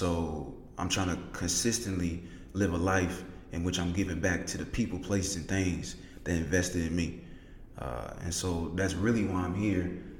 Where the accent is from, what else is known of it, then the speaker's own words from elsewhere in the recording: Indianapolis, Indiana, United States; I was raised in Indianapolis. I wasn't born here. I moved a lot when I was a kid, but the city of Indianapolis made me.